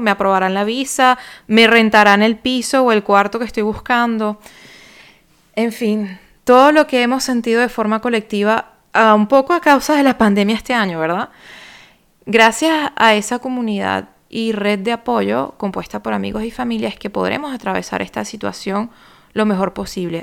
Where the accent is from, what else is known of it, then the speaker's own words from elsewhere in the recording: Venezuela; moved away as an adult; now in France; soy venezolana, radicada en Francia desde el año 2013